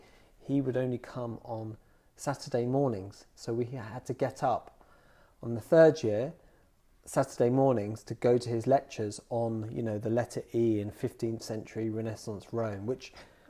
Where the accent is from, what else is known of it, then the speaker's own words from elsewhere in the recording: Dunstable, East of England, United Kingdom; also born or lived in Luton; I was born in Luton, but I grew up in the adjacent town to Luton, which is called Dunstable.